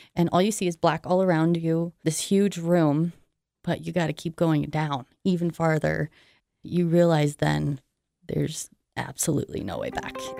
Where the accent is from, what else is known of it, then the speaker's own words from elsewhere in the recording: Idaho Falls, Idaho, United States; I am from Idaho Falls